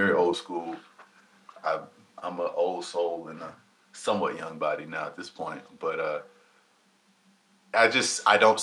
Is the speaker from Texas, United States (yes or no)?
yes; Dallas, Texas, United States; I'm from Madison